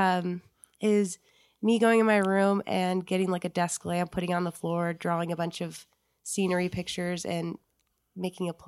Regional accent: Reno, Nevada, United States; also born or lived in Incline Village, Nevada; I grew up in Incline and I moved down to Reno when I was 9

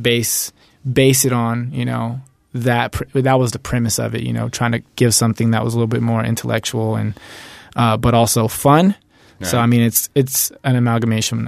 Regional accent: Oklahoma, United States; also born or lived in Louisiana; now in Reno, United States; I'm from Oklahoma, actually, originally.

